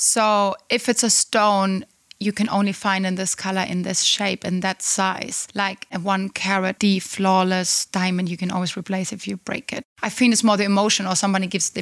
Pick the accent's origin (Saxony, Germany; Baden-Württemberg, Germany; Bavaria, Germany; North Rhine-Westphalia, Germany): Baden-Württemberg, Germany; Black Forest; moved away; I come from the Black Forest. It's very close to Pforzheim